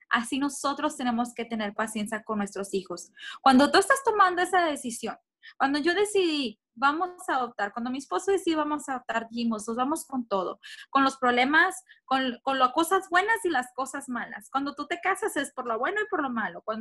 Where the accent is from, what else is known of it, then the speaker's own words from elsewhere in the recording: Monterrey, Nuevo León, Mexico; De hecho, en Monterrey, de que es de donde soy yo, ahí se puso la primer ley